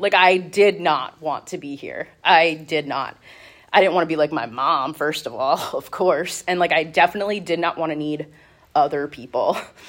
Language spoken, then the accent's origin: English; Reading, United States; I grew up here in Reading. I've been here my entire life.